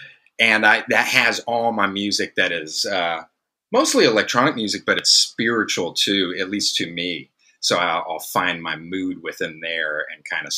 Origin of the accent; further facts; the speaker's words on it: San Francisco, California, United States; I come from San Francisco